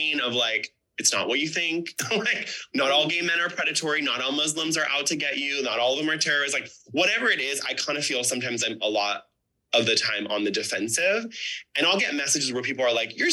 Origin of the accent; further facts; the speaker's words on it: Orange County, California, United States; growing up in Orange County